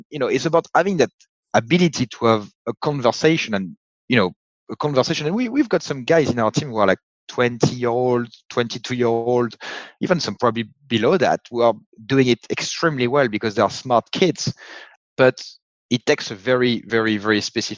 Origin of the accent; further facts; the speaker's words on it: France; accent: French; I happen to have a French accent and I was born in France.